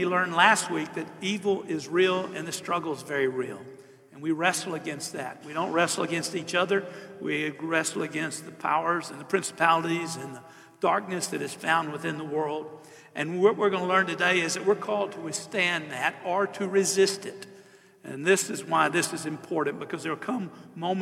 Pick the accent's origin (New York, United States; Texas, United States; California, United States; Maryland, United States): Texas, United States; Southeast; I'm from Southeast Texas